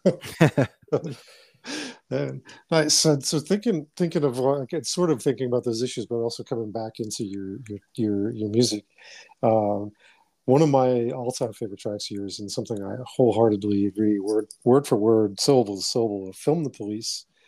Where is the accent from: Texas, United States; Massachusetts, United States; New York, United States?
Massachusetts, United States; Boston; moved away; I grew up in Dorchester, Massachusetts